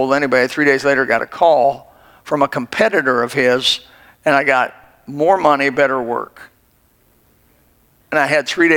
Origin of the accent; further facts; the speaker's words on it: Elkhart, Indiana, United States; moved away; also born or lived in Greenville, South Carolina; in Elkhart, Indiana, where I was born